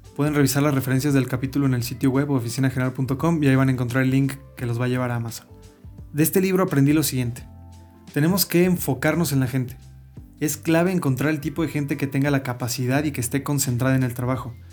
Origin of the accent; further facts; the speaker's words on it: Mexico; un hijo de chilenos que tuvo una educación mexicana normal